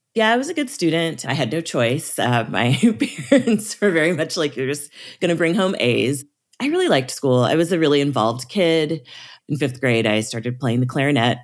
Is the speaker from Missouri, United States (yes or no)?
yes; Springfield, Missouri, United States; I grew up in the Missouri Ozarks in Springfield, Missouri